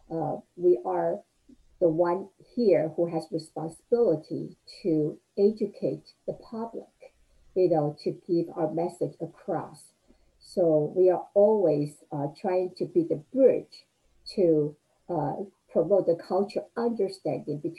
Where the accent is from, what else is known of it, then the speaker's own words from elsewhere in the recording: Taiwan; moved away as an adult; now in United States; I was uh, um, a child, you know, growing up in Taiwan.